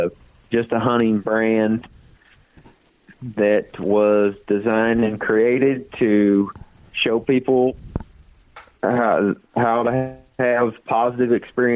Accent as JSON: {"language": "English", "town": "Paris", "region": "Missouri", "country": "United States", "tie": "born or raised there", "said": "I grew up in Missouri, and all my family, well, I shouldn't say all, but the majority of my family is from Missouri, northeast Missouri, around Paris."}